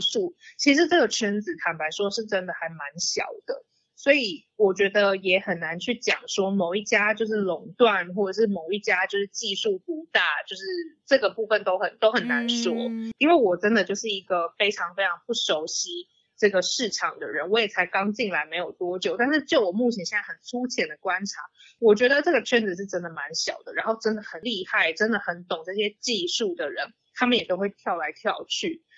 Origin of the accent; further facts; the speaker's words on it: Taiwan; 我是台湾人嘛